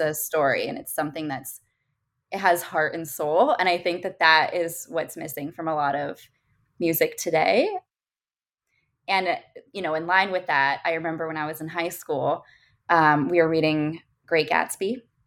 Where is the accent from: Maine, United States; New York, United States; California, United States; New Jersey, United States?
California, United States; Orange County; I grew up in Orange County. I'm a SoCal girl